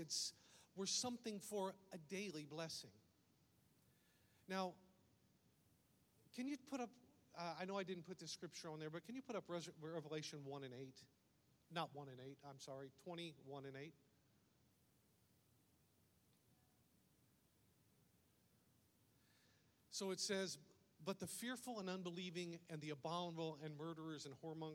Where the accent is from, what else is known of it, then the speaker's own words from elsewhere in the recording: United States; accent: redneck; also born or lived in Brazil; my first language is redneck, and then I learned to speak English somewhere along the way.